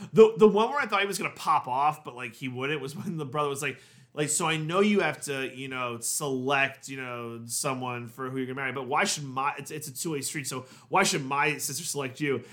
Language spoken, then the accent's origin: English; New York, United States; we're from New York